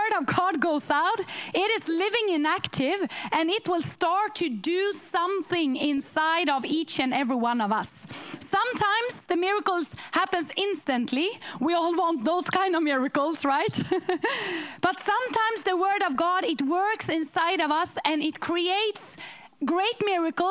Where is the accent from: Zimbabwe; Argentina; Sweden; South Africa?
Sweden; We come from Sweden to preach in churches